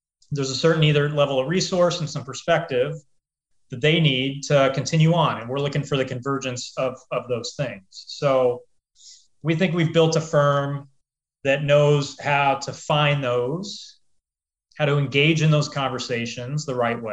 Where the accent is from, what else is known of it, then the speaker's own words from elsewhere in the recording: Des Moines, Iowa, United States; also born or lived in Chicago, Illinois; So I grew up in Iowa, grew up in Des Moines, Iowa. I was born in Chicago, grew up in Iowa though.